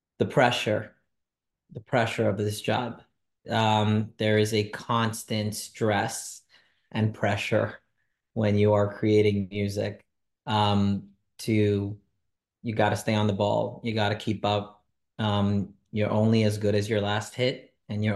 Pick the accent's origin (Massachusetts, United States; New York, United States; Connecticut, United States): New York, United States; New York City; also born or lived in Monsey; I was born and raised in Crown Heights, Brooklyn, New York.